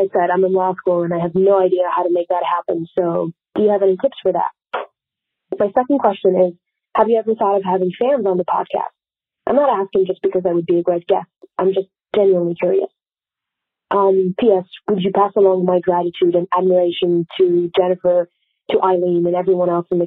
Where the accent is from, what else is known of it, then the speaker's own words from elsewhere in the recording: Paris, Île-de-France, France; moved away as an adult; now in New York, United States; I'm from Paris and currently studying law in New York.